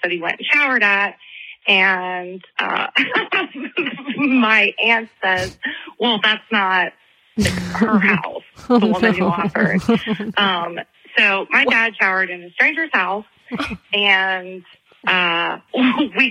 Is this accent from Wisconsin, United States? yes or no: no; Charleston, South Carolina, United States; I'm from Charleston, South Carolina